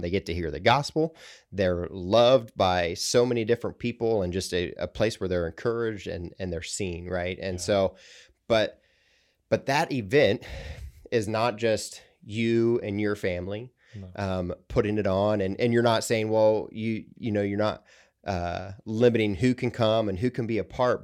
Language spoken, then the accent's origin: English; central Ohio, United States; moved away; I grew up in central Ohio